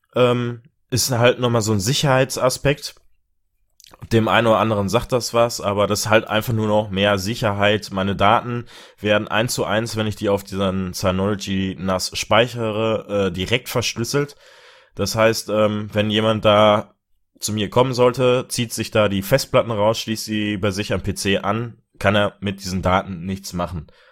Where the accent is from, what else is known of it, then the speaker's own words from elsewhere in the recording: Germany; bei uns in Deutschland